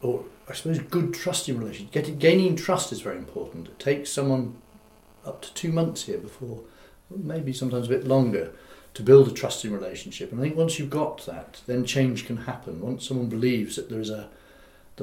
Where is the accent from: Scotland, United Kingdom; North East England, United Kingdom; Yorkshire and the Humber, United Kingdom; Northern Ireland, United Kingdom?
Scotland, United Kingdom; Aberdeen; moved away as an adult; also born or lived in Newton Abbot / Totnes; I was born in Aberdeen, and I kind of worked my way south, working on farms